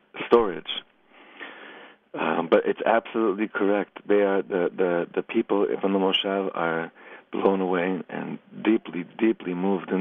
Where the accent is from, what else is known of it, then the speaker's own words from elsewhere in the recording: Los Angeles, California, United States; now in Efrat, Israel; I grew up in Los Angeles, and I used to go to Universal Studios as a kid a lot